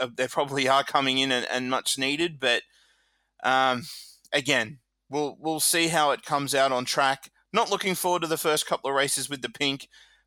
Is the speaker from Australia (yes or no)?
yes; Australia; Being an Aussie